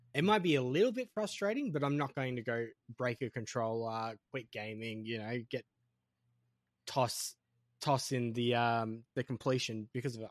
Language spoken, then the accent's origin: English; Australia; as an Australian